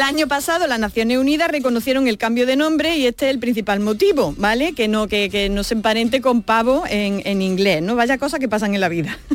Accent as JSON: {"language": "Spanish", "town": "Alcaudete", "region": "Andalusia", "country": "Spain", "said": "Yo soy de Alcaudete"}